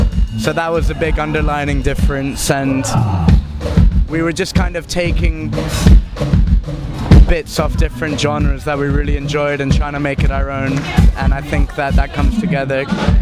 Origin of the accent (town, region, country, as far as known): Bahrain; born or raised there; moved away